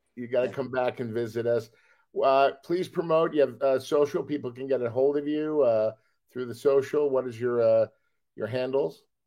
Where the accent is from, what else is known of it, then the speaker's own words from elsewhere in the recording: Los Angeles, California, United States; we're all from Los Angeles